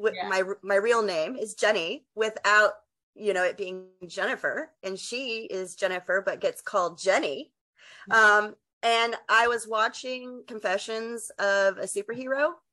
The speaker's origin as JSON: {"language": "English", "region": "West Texas", "country": "United States", "said": "I'm from Texas"}